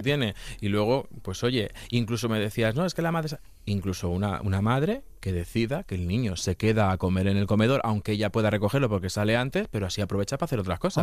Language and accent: Spanish; Castilla-La Mancha, Spain; yo vengo de Castilla-La Mancha, y yo he vivido en una familia matriarcal toda la vida.